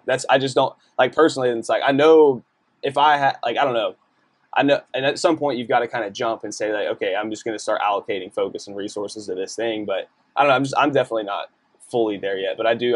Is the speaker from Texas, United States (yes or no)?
yes; Decatur, Texas, United States; moved away; also born or lived in Colorado; I'm from Decatur, which is like a really small, conservative, predominantly white town.